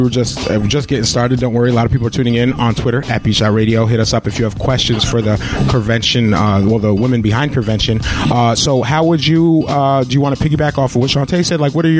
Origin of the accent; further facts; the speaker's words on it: Albany, New York, United States; I'm from Albany.